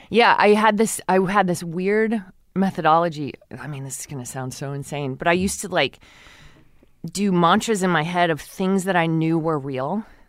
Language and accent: English; Texas City, Texas, United States; I grew up in Texas City